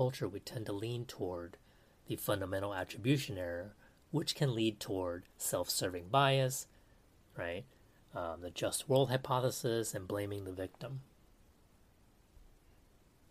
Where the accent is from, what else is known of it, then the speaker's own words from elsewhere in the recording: United States; Now I'm Taiwanese American